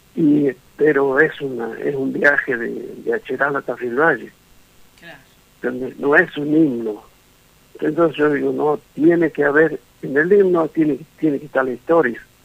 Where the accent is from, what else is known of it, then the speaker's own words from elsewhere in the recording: Tucumán, Argentina; moved away; Tucumán es, mi patria chica